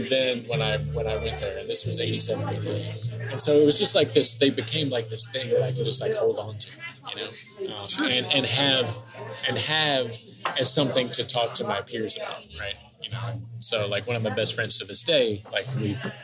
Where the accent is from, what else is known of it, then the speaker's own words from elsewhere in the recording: Georgia, United States; also born or lived in Texas; growing up in Georgia